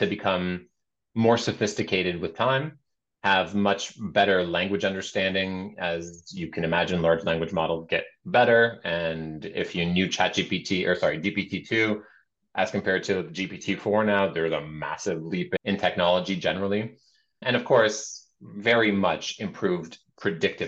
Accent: Canada; we're Canadian

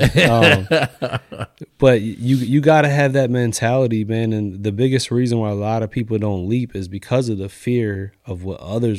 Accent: New York, United States; born there; No, I was born in New York, so all my family's kind of in New York.

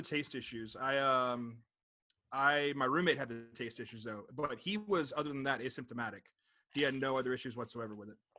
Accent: Jacksonville, Florida, United States; now in Chicago, United States; I'm originally from Jacksonville, but I live in Chicago now.

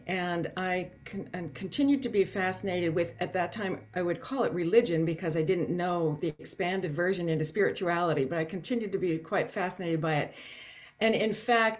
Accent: Canton, Ohio, United States; when I was a child growing up in Canton, Ohio

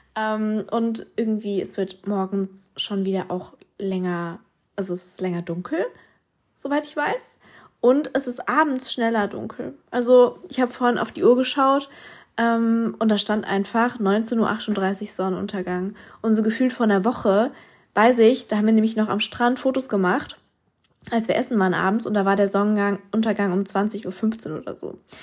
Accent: Mannheim, Baden-Württemberg, Germany; bei uns in Mannheim

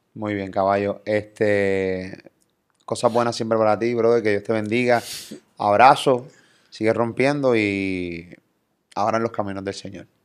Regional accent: Carolina, Puerto Rico; Yo soy de Carolina

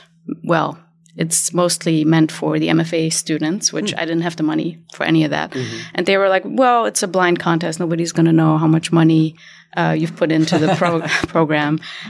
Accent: Germany; also born or lived in Berlin, Germany / Hamburg, Germany; now in Los Angeles, United States; I actually moved here from Germany. My parents are both Iranian and they were both political activists. So I was raised in Berlin and in Hamburg

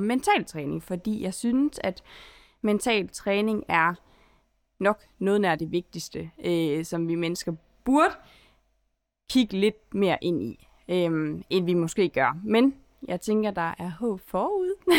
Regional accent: Holstebro, Central Denmark Region, Denmark; moved away as an adult; now in Aarhus, Denmark; Jeg kommer fra Holstebro, og nu bor jeg i Aarhus

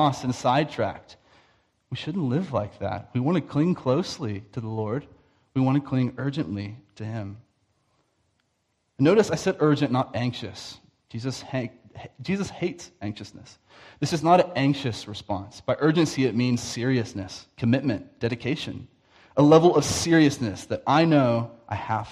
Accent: the Bible Belt, United States; moved away; I'm from the Bible Belt in the States, so it's a lot of like nominal Christians

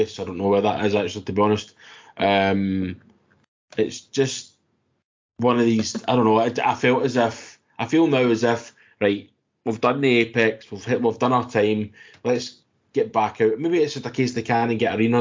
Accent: United Kingdom; we are technically British

